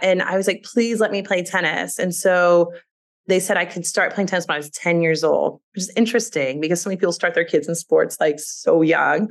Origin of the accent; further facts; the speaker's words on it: Louisville, Kentucky, United States; moved away; I grew up in Louisville, Kentucky, which is a beautiful place to grow up.